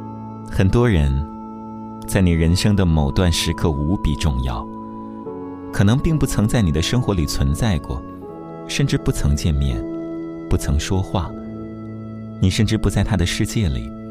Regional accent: Yichang, Hubei, China; 在我的家乡宜昌，江边的一座干净的小城

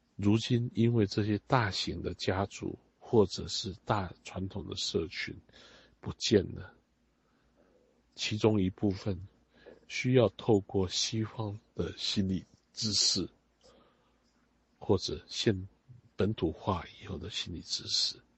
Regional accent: Taiwan; 我们在海岛长大的人

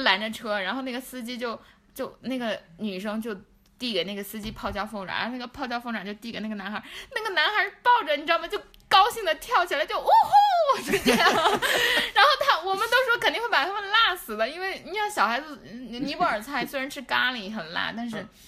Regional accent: Lhasa, Tibet, China; 我们拉萨人是有钱人

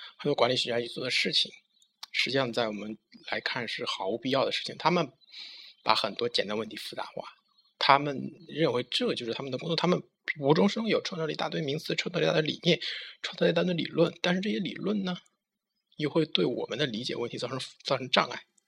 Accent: China; 我们中国人

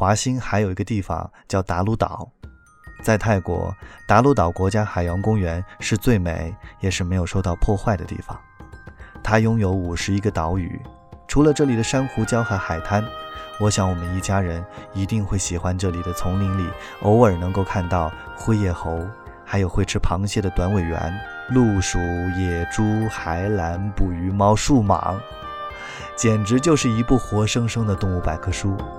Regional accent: Kunming, Yunnan, China; 昆明没有海，对于从小在昆明长大的孩子来说

